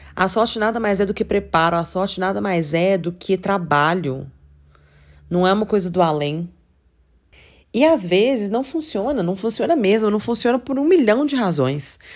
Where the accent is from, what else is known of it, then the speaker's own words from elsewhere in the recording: Belo Horizonte, Minas Gerais, Brazil; Eu sou de Belo Horizonte, eu nunca morei numa cidade que, sei lá, fosse forte por isso